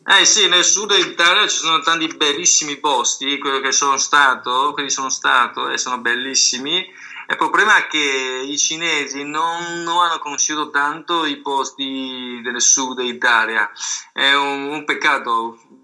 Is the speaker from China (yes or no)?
yes; Sanming, Fujian, China; Italian is a second language; now in Italy; Io vengo dalla provincia di Fujian, in la città di Sanming